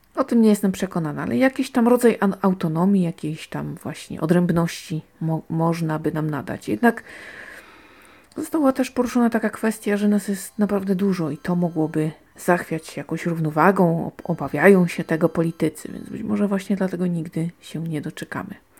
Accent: Silesian Voivodeship, Poland; ja jestem stąd

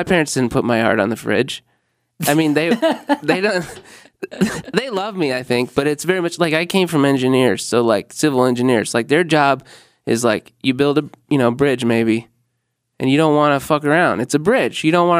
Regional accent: Normal, Illinois, United States; moved away; no, dude, no, I'm from Illinois.

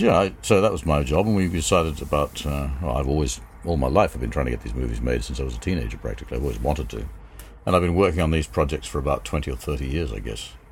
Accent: England, United Kingdom; also born or lived in New York, United States; I was then taken to England when my mother and father divorced, and lived in London for a couple of years, but I spent my childhood in England till I was 18.

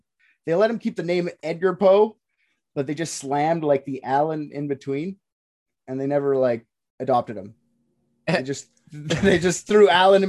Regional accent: Canada; I'm a Canadian

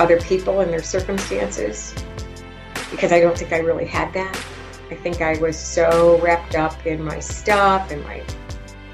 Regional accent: Grosse Pointe, Michigan, United States; I grew up in Grosse Pointe, Michigan

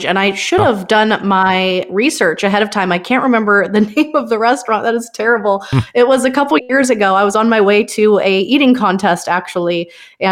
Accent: Spokane, Washington, United States; I'm actually originally from Spokane, Washington

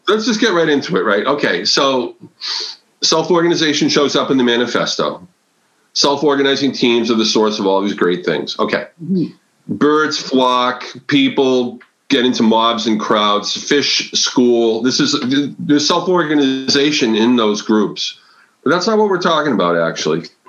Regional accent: Massachusetts, United States; now in Connecticut, United States; I'm from New England. I, I was raised in Massachusetts. I live in Connecticut now

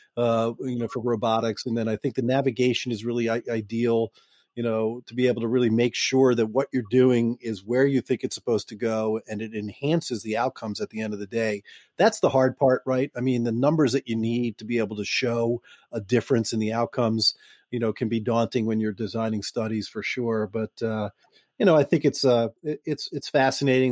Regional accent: Boston, Massachusetts, United States; I'm from Boston

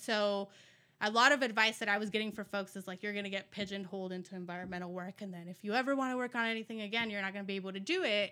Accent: Las Vegas, Nevada, United States; also born or lived in California / Mexico; I grew up in Las Vegas

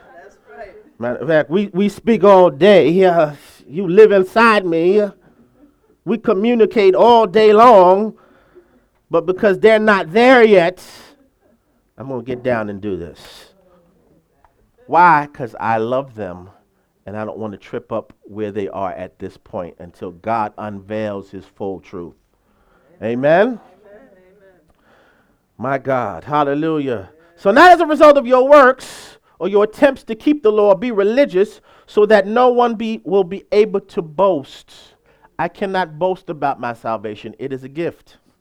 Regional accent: United States; I'm from this country, hallelujah. I'm uniquely American

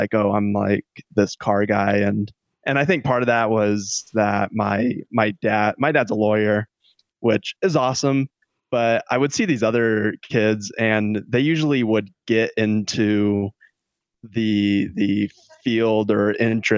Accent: Stockton, California, United States; I'm from Stockton, California, born and raised there

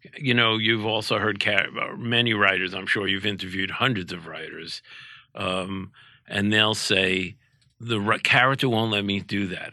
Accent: New York City, New York, United States; growing up in Brooklyn

